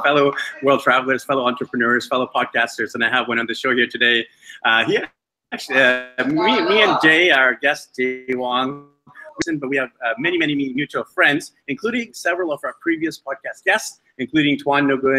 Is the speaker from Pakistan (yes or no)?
no; Vancouver, British Columbia, Canada; moved away; he's now in my hometown, Vancouver, BC, Canada. But unfortunately, I'm not in Vancouver, BC, Canada